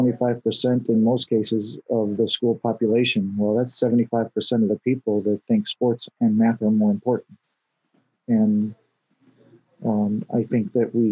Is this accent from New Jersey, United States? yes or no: no; Houston, Texas, United States; I grew up in Houston.